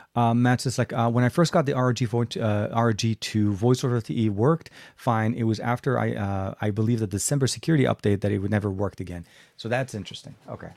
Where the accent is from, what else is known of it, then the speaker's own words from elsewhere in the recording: Lebanon; now in United States; Lebanon, my home country